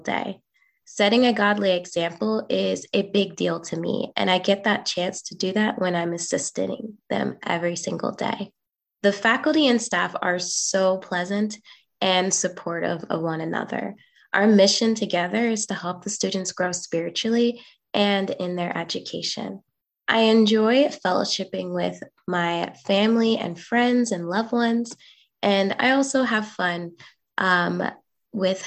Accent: Indiana, United States; when I was with my family growing up in Indiana with my grandparents

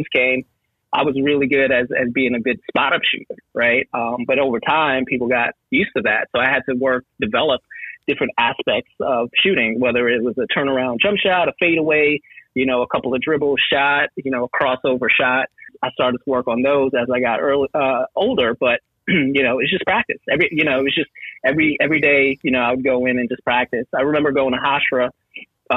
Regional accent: New York City, New York, United States; also born or lived in Trinidad and Tobago; now in Georgia, United States; I grew up in Far Rockaway, Queens

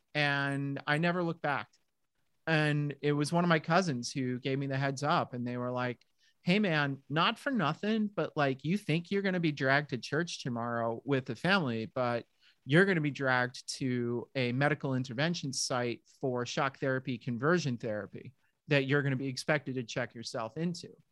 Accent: southern New Hampshire, United States; moved away as an adult; also born or lived in Middle Village, Queens, New York / San Francisco; we moved from Middle Village, Queens, for those of you who know New York City, uh, all the way up to southern New Hampshire, which was pretty darn rural in that day. My town had maybe 4,000 people in it total

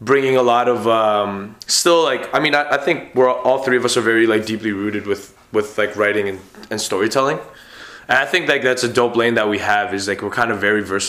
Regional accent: Winnipeg, Manitoba, Canada; I'm from the West End, Alverstone Street

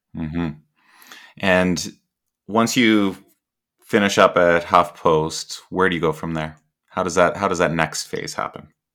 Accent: Canada; I'm Canadian

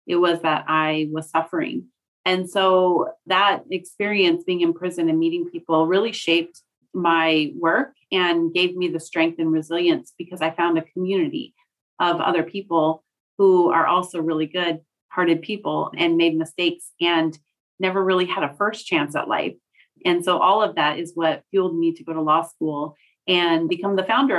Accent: Bremerton, Washington, United States; also born or lived in California; So I moved to Bremerton when I was nine, but I went between my mother and father throughout my childhood. And you know, my father lived in California. My mom lived in Washington.

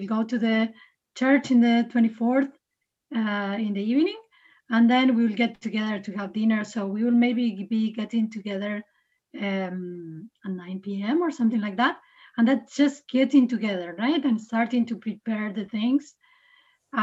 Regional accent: Uruguay; moved away as an adult; also born or lived in Canada; now in Aarhus, Denmark; I'm from Uruguay.

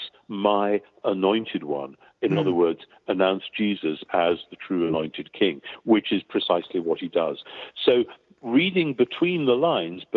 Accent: near Newcastle upon Tyne, North East England, United Kingdom; I grew up near Newcastle-on-Tyne, where there was a large Jewish community

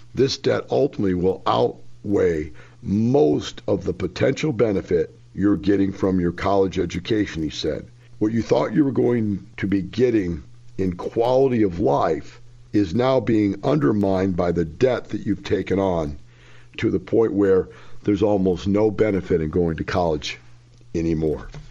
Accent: Florissant, Missouri, United States; moved away; I grew up in Florissant, Missouri.

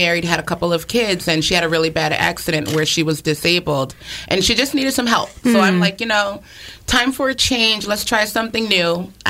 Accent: Stratford, Connecticut, United States; moved away as an adult; also born or lived in Bridgeport, Connecticut; now in the Berkshires, United States; I was born in Bridgeport, Connecticut, but raised in Stratford, Connecticut. So Fairfield County.

